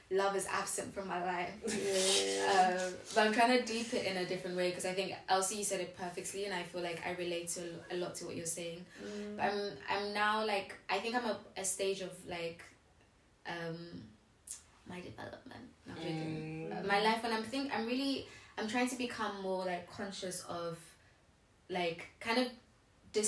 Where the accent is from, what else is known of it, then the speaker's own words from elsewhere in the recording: London, United Kingdom; we grew up in London